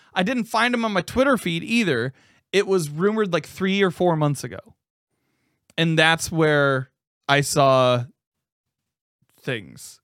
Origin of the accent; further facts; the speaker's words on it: Indianapolis, Indiana, United States; based out of Indianapolis, Indiana, my hometown